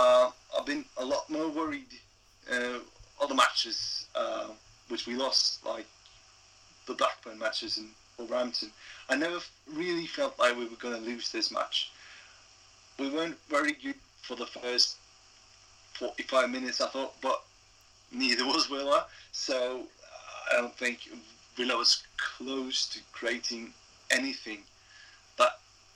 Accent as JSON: {"language": "English", "town": "Skien", "region": "Vestfold", "country": "Norway", "said": "I'm from Skien in Norway."}